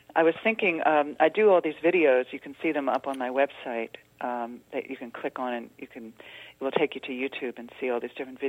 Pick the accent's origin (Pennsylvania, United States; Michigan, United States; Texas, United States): Pennsylvania, United States; Philadelphia; I'm from the Philadelphia area.